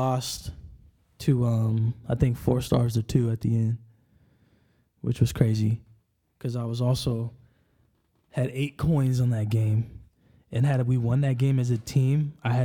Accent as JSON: {"language": "English", "town": "Enumclaw", "region": "Washington", "country": "United States", "said": "I'm from Enumclaw, Washington. We're a little south from Seattle"}